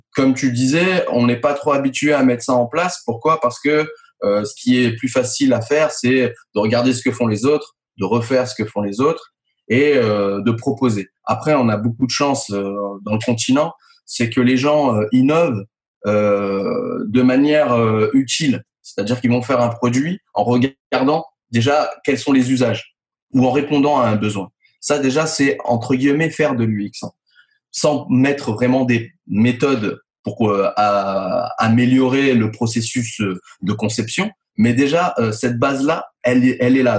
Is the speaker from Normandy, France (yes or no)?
no; Nice, Provence-Alpes-Côte d'Azur, France; je suis né à Nice Exactement. J'y vis depuis bah, très longtemps. Euh, j'ai fait mes études là-bas.